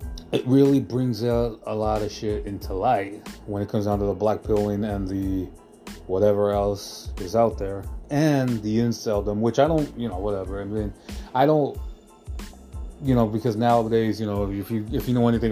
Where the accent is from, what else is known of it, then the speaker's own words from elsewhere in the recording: United States; I am American